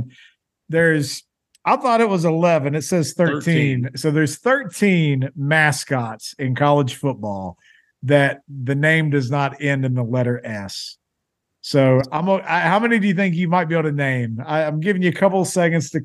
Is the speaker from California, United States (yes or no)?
no; Poca, West Virginia, United States; our high school. We went to a town called Poca. So we're Poca High School